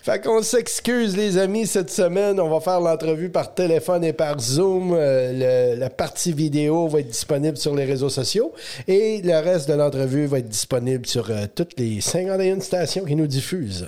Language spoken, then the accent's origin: French; Eastern Ontario, Canada; on vient de l'Est Ontario